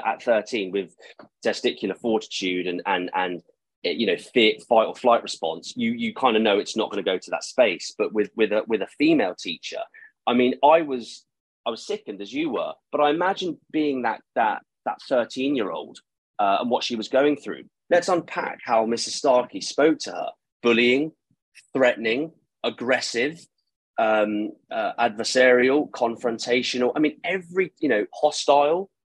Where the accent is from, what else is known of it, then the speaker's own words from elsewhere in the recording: Eastbourne, South East England, United Kingdom; I'm from Eastbourne